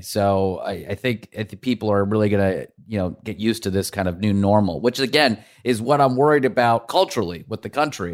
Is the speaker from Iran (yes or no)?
yes; Iran; now in New York, United States; we come from Iran